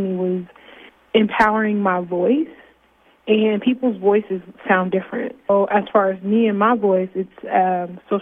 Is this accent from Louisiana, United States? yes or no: no; Fort Wayne, Indiana, United States; I'm from Fort Wayne, Indiana, born and raised on the south side of Fort Wayne